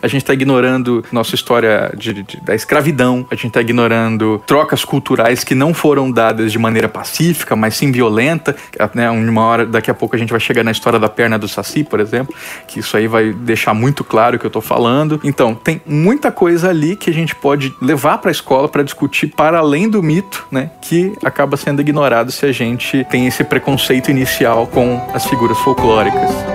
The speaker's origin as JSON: {"language": "Portuguese", "town": "Campo Grande", "region": "Mato Grosso do Sul", "country": "Brazil", "said": "Eu sou de Mato Grosso do Sul, né? Campo Grande, Mato Grosso do Sul"}